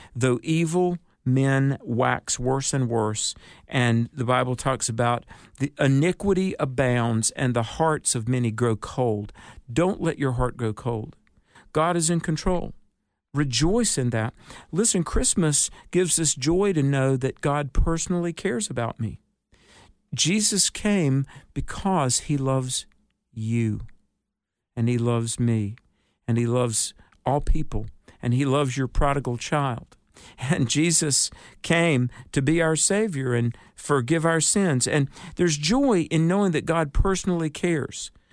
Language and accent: English; North Carolina, United States; my home state, the Outer Banks of North Carolina.